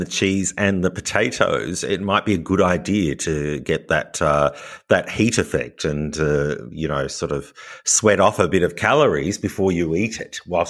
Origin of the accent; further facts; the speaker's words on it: Sydney, New South Wales, Australia; I'm from Sydney, Australia, so we don't get much skiing in Sydney.